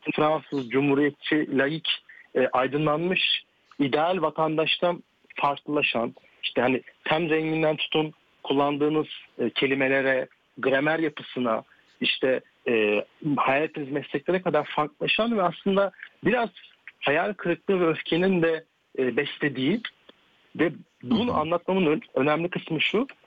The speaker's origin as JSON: {"language": "Turkish", "country": "Turkey", "tie": "born or raised there", "moved": "as an adult", "lives_now": "France", "said": "Türkiye'de büyümüş olmam. E, çünkü hmm. Türk, liseyi ve üniversite Türkiye'de okudum"}